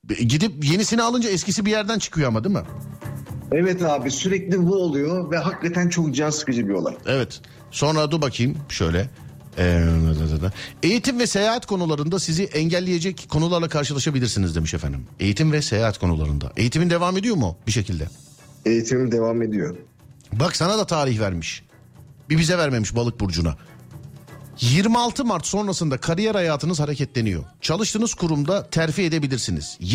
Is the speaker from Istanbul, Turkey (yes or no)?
no; Denizli, Turkey; Abi ben Denizli'nim. Denizli'den.